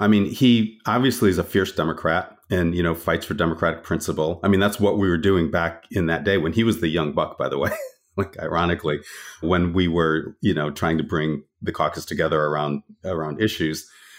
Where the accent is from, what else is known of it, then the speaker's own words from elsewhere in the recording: Connecticut, United States; I grew up in Connecticut and went to Central Connecticut State University, studied political science, and at some point decided I needed to get to DC